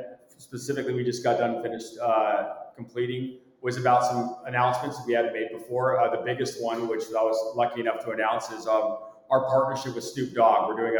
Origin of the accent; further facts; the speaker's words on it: San Diego, California, United States; I grew up in San Diego